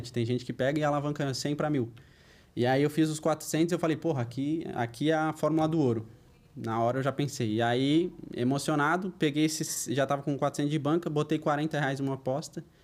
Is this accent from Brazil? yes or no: yes; Florianópolis, Santa Catarina, Brazil; also born or lived in Porto Alegre; Eu sou natural de Porto Alegre, sou gaúcho, mas eu moro em Florianópolis desde os 8 anos de idade. Saí de bem cedo de Porto Alegre por causa de era muito perigoso.